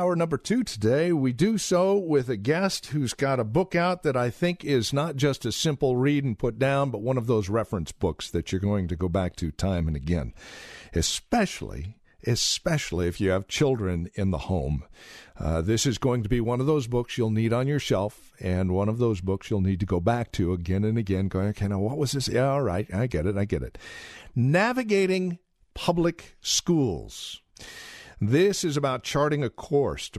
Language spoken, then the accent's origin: English; Yreka, California, United States; I was raised in Yreka, California.